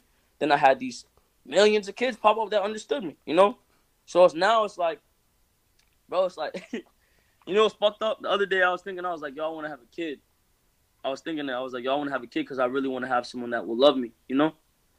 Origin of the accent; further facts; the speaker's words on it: Jamaica; But you know, nigga, like I said, I'm Jamaican, bro.